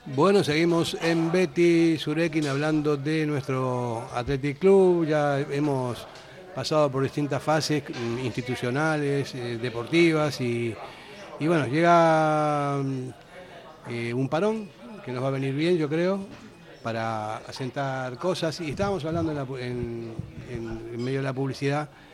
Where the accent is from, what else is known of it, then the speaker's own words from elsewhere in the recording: Buenos Aires, Argentina; moved away as an adult; now in Basque Country, Spain; yo no soy vasco, soy argentino